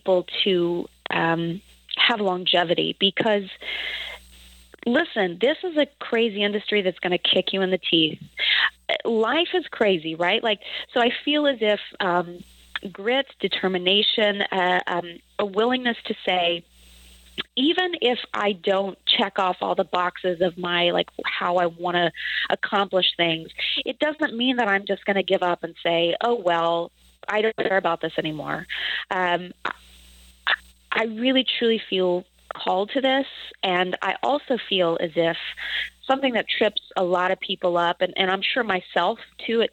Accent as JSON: {"language": "English", "region": "the panhandle of Texas", "country": "United States", "tie": "born or raised there", "moved": "yes", "said": "I grew up in a very agrarian small town in the panhandle of Texas"}